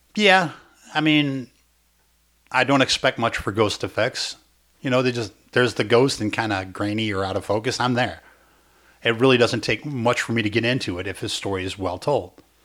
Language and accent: English; Chicago, Illinois, United States; accent: old-fashioned Chicago (like Dennis Farina); my accent sounds like it was buried in a time capsule behind Dennis Farina's house.